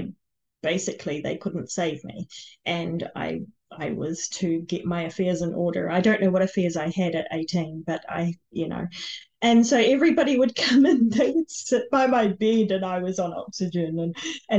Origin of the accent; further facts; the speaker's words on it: New Zealand; I was born in New Zealand